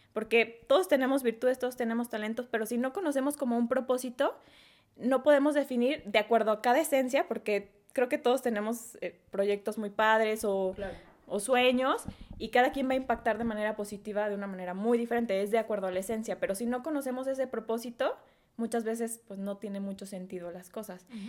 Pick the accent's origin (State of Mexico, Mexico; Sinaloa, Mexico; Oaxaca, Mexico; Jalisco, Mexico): Jalisco, Mexico; Guadalajara; now in Querétaro, Mexico; soy de Guadalajara, Jalisco